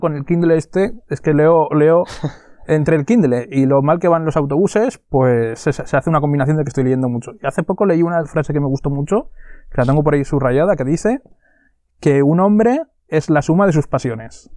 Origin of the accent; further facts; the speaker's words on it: Monzón, Aragon, Spain; la gente que somos de, de Monzón o de la zona